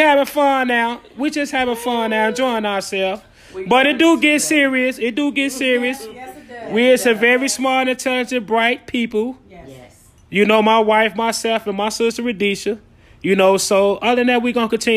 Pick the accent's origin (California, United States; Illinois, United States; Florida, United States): Illinois, United States; Chicago; now in Minneapolis, United States; I'm also from Chicago, Illinois